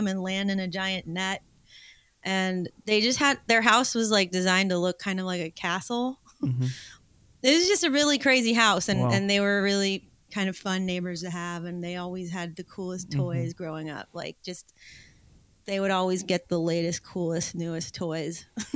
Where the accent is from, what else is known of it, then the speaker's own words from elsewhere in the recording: Los Angeles, California, United States; I grew up in the Hollywood Hills in Los Angeles.